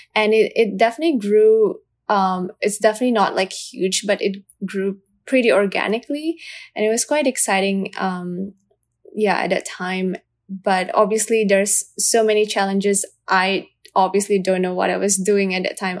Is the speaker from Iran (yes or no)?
no; Indonesia; I am from Indonesia